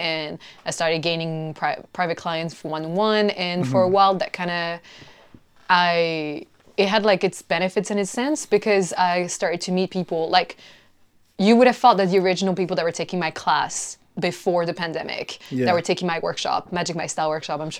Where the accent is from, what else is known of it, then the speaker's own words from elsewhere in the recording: China; also born or lived in South Korea / Mexico / France; now in London, United Kingdom; I've been living in London for 8 years, but I'm originally Mexican and French, and I grew up in China and South Korea.